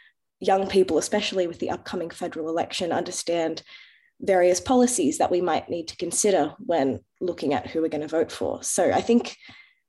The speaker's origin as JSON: {"language": "English", "country": "Australia", "tie": "born or raised there", "said": "I'm Lebanese Australian, born in Australia. My grandparents are from Lebanon"}